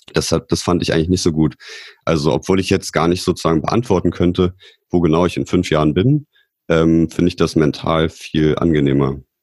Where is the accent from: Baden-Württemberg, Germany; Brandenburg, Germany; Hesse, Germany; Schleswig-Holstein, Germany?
Brandenburg, Germany; Potsdam; ich bin auch aus Potsdam